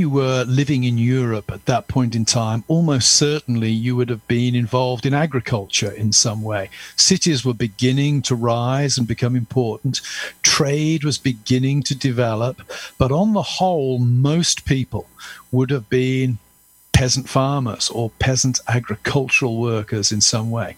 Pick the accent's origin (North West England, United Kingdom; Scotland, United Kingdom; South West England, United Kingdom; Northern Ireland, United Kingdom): South West England, United Kingdom; Gloucestershire; also born or lived in Dudley, England / Birmingham, England; I spent my childhood and youth in Gloucestershire. I went to school there